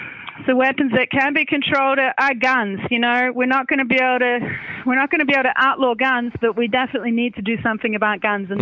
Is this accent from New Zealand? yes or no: yes; New Zealand; I'm from New Zealand